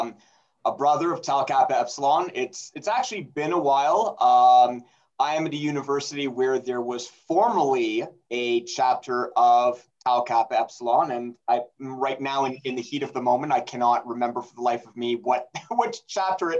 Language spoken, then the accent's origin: English; Montreal, Quebec, Canada; moved away as an adult; also born or lived in Ottawa, Ontario, Canada / Pennsylvania; now in Colorado, United States; I am from Montreal, Quebec, Canada, Canada's second largest city, sort of heading more or less due north of New York, you know, just keep heading north, cross at Plattsburgh, and you'll hit it. And I was born and raised in Montreal